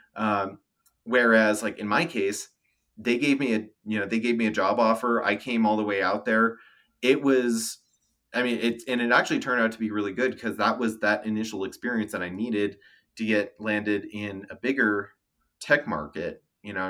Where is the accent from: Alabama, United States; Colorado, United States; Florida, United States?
Colorado, United States; Denver; moved away as an adult; also born or lived in California / Knoxville, Tennessee; I was born and raised in Denver